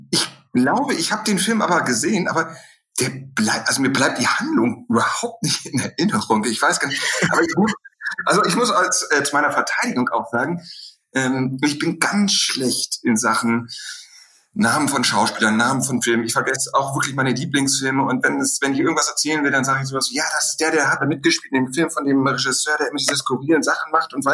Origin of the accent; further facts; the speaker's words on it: Bochum, North Rhine-Westphalia, Germany; Wir hatten in Bochum bei uns, ich komme aus dem Ruhrpott, ein Kino, das äh, UCI-Kino.